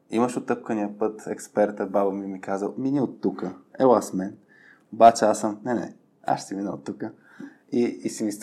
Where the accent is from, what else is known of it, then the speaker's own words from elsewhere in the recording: Bulgaria; И сега като, като типичен българин ще кажа, аз го знам този вид съм по друг начин.